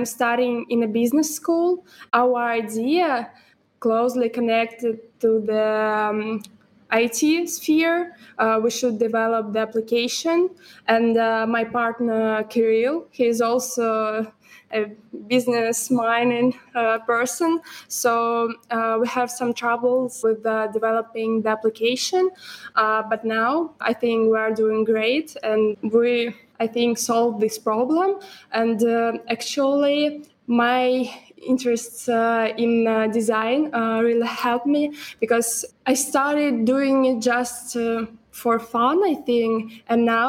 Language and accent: English; Moscow, Russia; I'm from Russia, Moscow